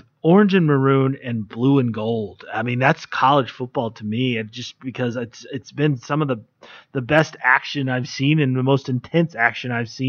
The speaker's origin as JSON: {"language": "English", "region": "Maryland", "country": "United States", "tie": "born or raised there", "said": "I was born in Maryland, raised in Maryland. It's not a big college football state."}